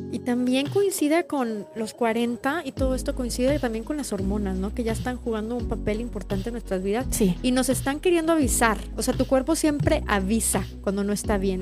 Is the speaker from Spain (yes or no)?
no; Mexico; lo que vivimos como mexicanas